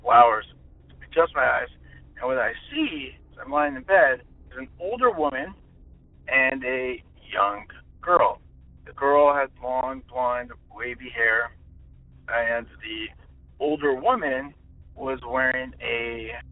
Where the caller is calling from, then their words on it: Orange County, California, United States; I'm calling from Orange County, California